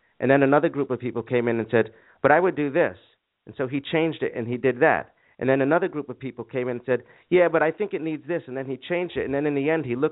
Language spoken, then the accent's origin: English; New York, United States; moved away as an adult; also born or lived in Boston / California / Arizona; I was born and raised in New York until I was 18 and went off to college in Boston